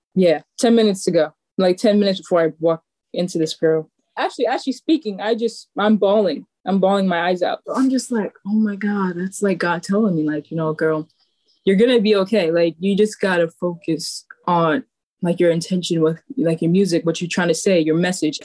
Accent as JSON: {"language": "English", "town": "New York City", "region": "New York", "country": "United States", "tie": "born or raised there", "said": "growing up in Staten Island"}